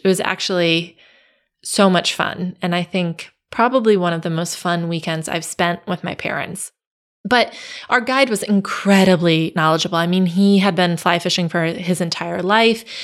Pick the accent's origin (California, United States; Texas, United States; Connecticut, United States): Connecticut, United States; I grew up in Connecticut